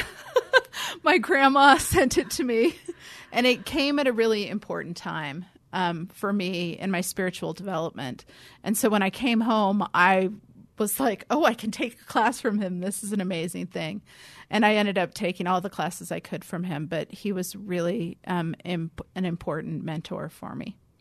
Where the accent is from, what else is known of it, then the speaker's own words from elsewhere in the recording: California, United States; moved away; I grew up in California, where seminary was a calling